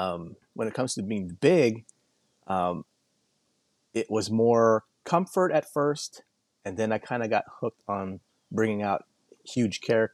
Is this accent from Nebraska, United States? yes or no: no; Hawaii, United States; now in South San Francisco, United States; I grew up in Hawaii originally.